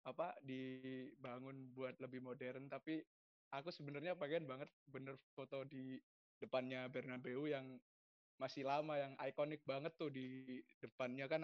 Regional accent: Surabaya, East Java, Indonesia; Ya mana lagi dong kalau misal kita orang Surabaya dukungnya apa dong? Pasti Persebaya lah.

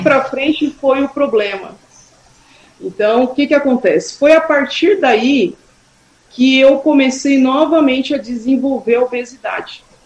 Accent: Suzano, São Paulo, Brazil; also born or lived in Guarulhos / São Miguel Paulista; é uma escola que eu estudei até a minha oitava série, né, então eu cresci lá até os meus 14 anos eu, eu estive no Gardênia

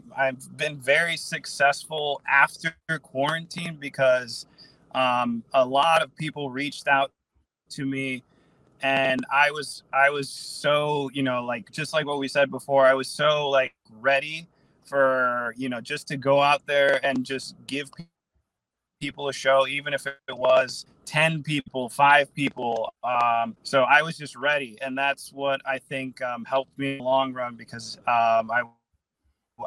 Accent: Guaynabo, Puerto Rico; moved away; I was born in Puerto Rico, Guaynabo, Puerto Rico

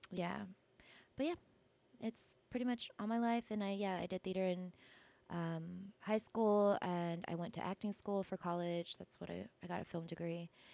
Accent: California, United States; I grew up in California

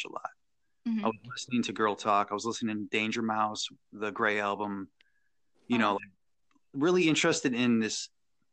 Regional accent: Chicago suburbs, Illinois, United States; moved away as an adult; now in Lexington, United States; I'm from the Midwest, from Chicago suburbs.

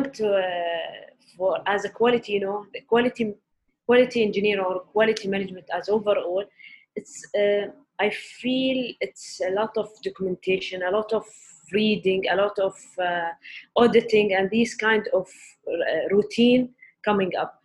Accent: Ras Al Khaimah, United Arab Emirates; moved away as an adult; also born or lived in Abu Dhabi; I grew up in Ras Al Khaimah

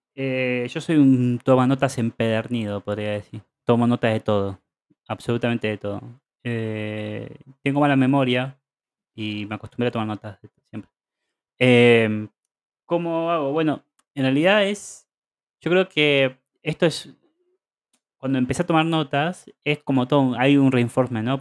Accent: Argentina; now in Barcelona, Spain; yo como vengo de Argentina

